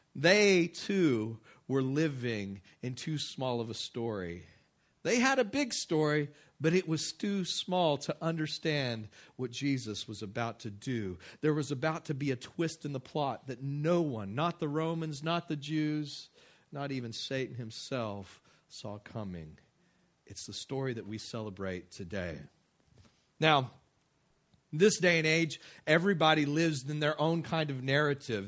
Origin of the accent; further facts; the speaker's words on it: West Texas, United States; I grew up in West Texas